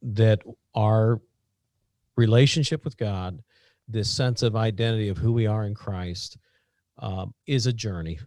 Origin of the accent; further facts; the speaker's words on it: Southern Indiana, United States; I'm from Southern Indiana